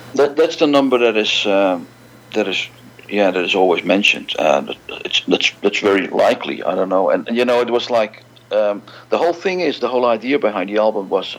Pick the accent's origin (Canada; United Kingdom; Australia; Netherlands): Netherlands; Amsterdam, North Holland; born and raised in Amsterdam, uh, the Netherlands.